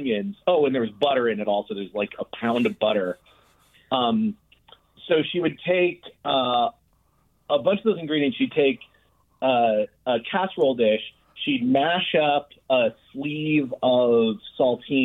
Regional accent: Maine, United States; now in Oakland, United States; I grew up in Maine on welfare

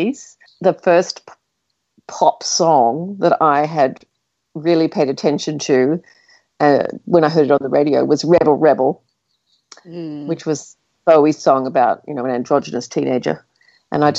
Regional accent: Australia; as Australians

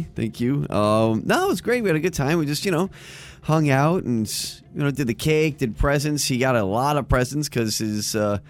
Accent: Boca Raton, Florida, United States; That is my hometown.

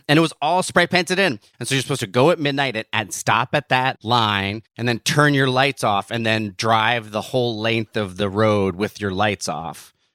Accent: New Jersey, United States; where I grew up in New Jersey

